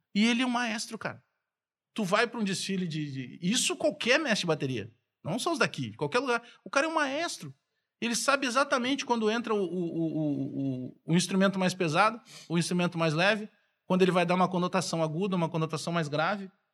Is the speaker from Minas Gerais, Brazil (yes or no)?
no; Porto Alegre, Rio Grande do Sul, Brazil; also born or lived in Bagé; eu fui criado na Restinga